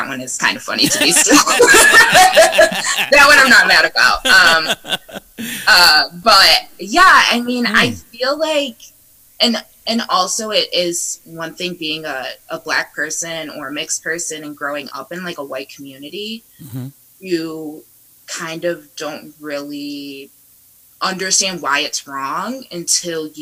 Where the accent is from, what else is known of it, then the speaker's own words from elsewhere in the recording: Northwood, Ohio, United States; moved away as an adult; also born or lived in Kent, Ohio; now in Chicago, United States; I grew up in Northwood. I went to Northwood High School.